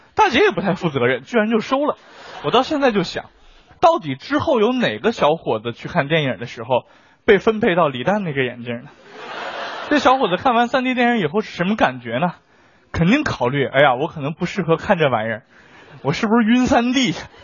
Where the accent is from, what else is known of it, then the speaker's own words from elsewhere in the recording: China; 我们中国人